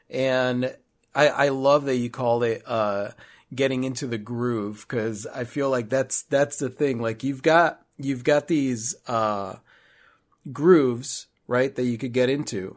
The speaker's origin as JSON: {"language": "English", "town": "Chicago", "region": "Illinois", "country": "United States", "moved": "as an adult", "said": "we're originally from Chicago"}